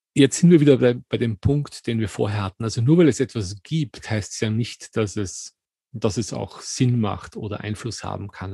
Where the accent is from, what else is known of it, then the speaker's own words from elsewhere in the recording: Austria; in Österreich, wo ich aufgewachsen bin